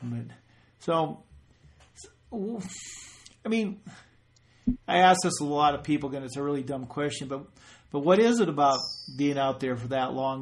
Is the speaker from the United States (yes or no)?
yes; South Dakota, United States; I'm coming from South Dakota